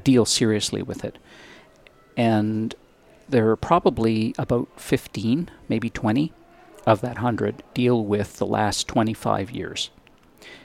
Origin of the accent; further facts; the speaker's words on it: Victoria, British Columbia, Canada; the University of Victoria, which is my hometown